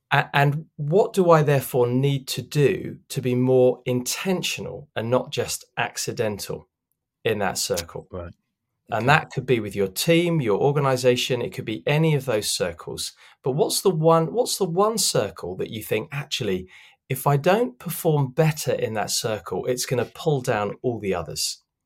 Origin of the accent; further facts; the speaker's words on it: London, United Kingdom; I grew up in in South London